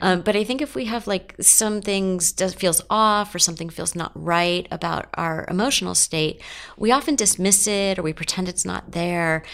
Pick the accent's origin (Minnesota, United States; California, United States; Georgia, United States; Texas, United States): California, United States; Los Angeles; I grew up in Los Angeles